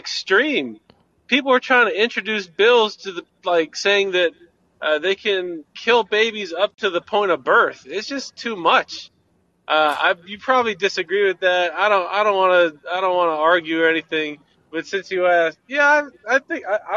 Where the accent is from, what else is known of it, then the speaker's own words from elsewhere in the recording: Florida, United States; now in Scottsdale, United States; I'm from Florida, and everybody says how beautiful Florida is, and I love it here